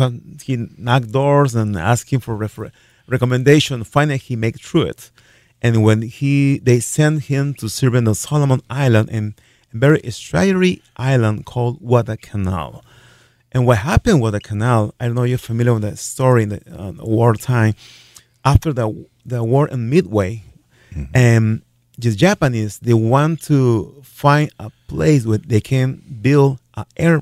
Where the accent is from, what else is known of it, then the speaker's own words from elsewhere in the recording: Lima, Peru; moved away as an adult; also born or lived in Worthington, Minnesota; now in Sioux Falls, United States; I am from Lima, Peru.